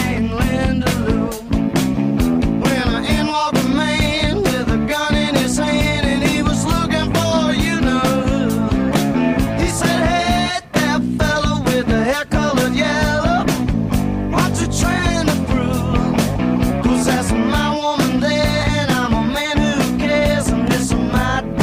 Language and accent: English; Florida, United States; I'm Floridian. I'm a southerner